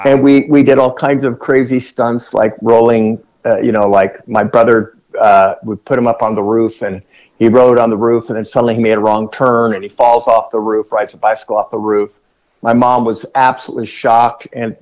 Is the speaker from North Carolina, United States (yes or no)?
no; Irvine, California, United States; I grew up in Irvine, California